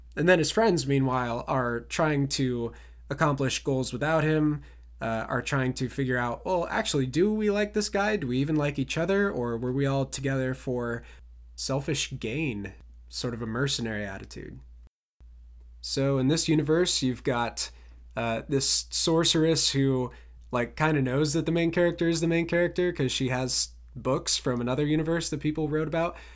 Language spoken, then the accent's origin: English; Ohio, United States; my hometown Ohio pride